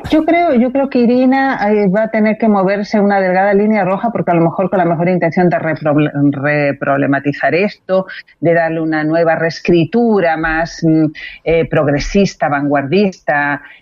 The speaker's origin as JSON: {"language": "Spanish", "country": "Chile", "also_born_or_lived": "Spain", "said": "sepan nuestros auditores que soy española y chilena."}